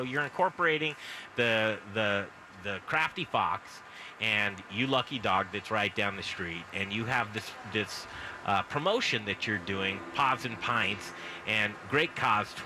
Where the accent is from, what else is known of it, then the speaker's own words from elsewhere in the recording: United States; A, I am an American. I am a mutt.